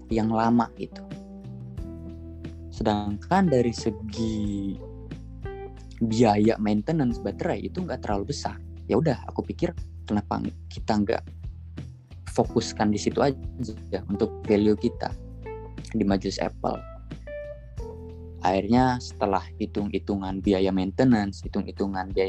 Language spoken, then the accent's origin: Indonesian; Pandeglang, Banten, Indonesia; btw daerahku itu di Banten ya di Pandeglang Banten nah di sini di daerahku demand-nya bagus nih soal iPhone